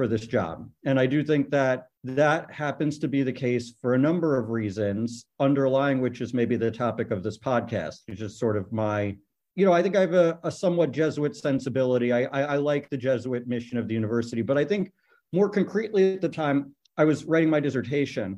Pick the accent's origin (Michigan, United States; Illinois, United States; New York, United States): New York, United States; the New York area, United States; moved away as an adult; also born or lived in Atlanta, Georgia; now in St. Louis, United States; I'm from the New York area